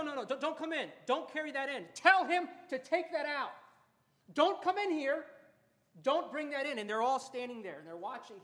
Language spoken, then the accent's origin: English; Florida, United States; moved away; I was from Florida where they have oranges